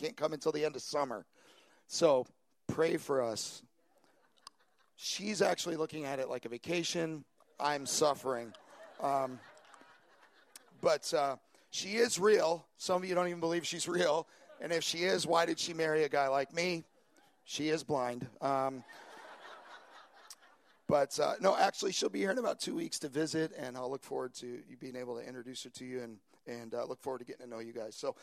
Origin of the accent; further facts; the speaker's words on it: New York, United States; moved away as an adult; also born or lived in Long Island; now in San Francisco Bay Area, United States; I'm originally from New York, and for the last 15 years, Long Island has been home for us